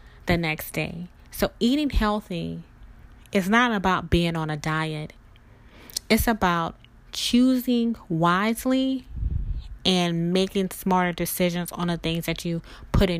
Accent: the South, United States; I grew up in the South

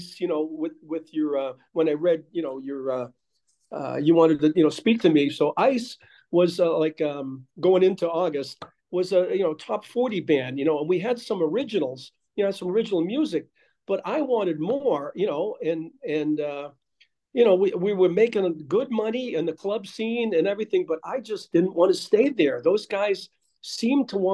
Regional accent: Framingham, Massachusetts, United States; moved away as an adult; also born or lived in Ashland, Massachusetts / Milford, Massachusetts; Framingham, Massachusetts, yeah. Yeah, born and raised.

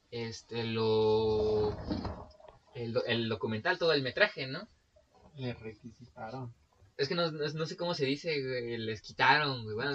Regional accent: Puebla, Mexico; No, sí, soy de Puebla, güey.

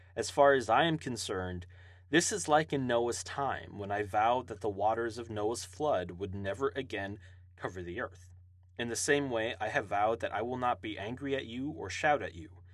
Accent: Hawaii, United States; now in Tulsa, United States; I uh, live and reside in Tulsa, Oklahoma now, uh, I was born and raised in Hawaii

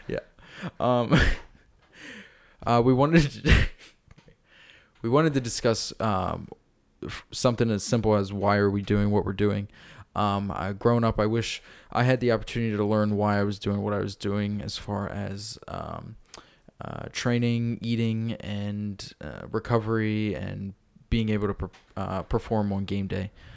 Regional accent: York, Pennsylvania, United States; I grew up in York, uh, currently live in York and work in York

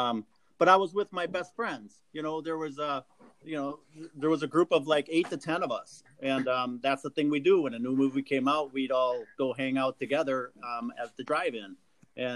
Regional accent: central Wisconsin, United States; I grew up in central Wisconsin

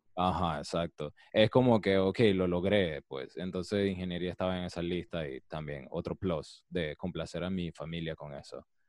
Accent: Colón, Panama; yo soy de Colón

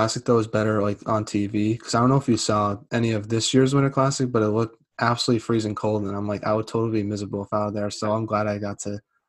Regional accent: Central Massachusetts, United States; being from Central Mass

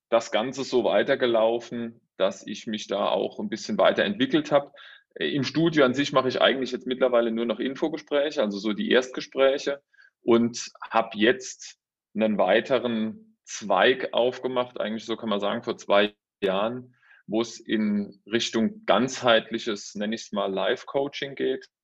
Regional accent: Rhineland-Palatinate, Germany; now in Saarbrücken, Germany; Ja, also räumlich gesehen, vielleicht mal, komme ich ursprünglich aus der Pfalz, bin jetzt aber durch meinen Beruf in Saarbrücken, also im Saarland

